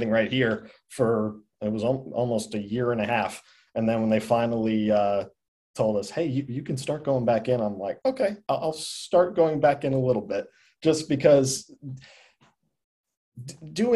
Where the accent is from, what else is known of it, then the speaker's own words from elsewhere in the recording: New Jersey, United States; moved away as an adult; now in North Carolina, United States; Growing up in New Jersey